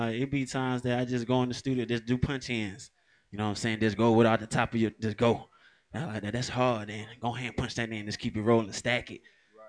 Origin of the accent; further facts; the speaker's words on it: Alabama, United States; moved away; also born or lived in Cleveland, Ohio / Atlanta, Georgia; But all I know is like Alabama and Atlanta. You know what I'm saying? It all started in Alabama.